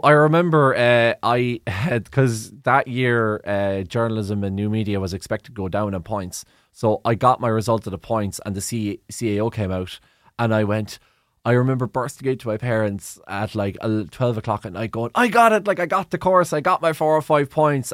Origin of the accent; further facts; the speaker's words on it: Cork, Munster, Ireland; I'm from Cork